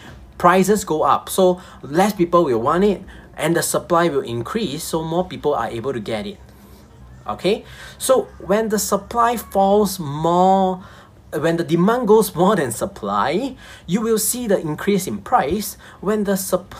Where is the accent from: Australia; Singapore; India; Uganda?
Singapore; I'm a Singaporean. And of course, we all know that we are the kiasu type of people